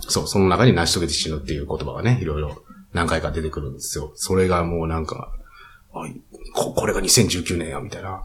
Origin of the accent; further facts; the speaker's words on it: Kyoto, Japan; 僕の地元は京都なんですけど